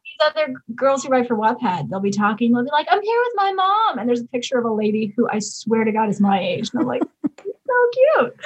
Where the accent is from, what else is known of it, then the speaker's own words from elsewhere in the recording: Highland Park, Illinois, United States; moved away as an adult; also born or lived in Wisconsin; now in Los Angeles, United States; I was from Highland Park, which is the about half an hour north of the city.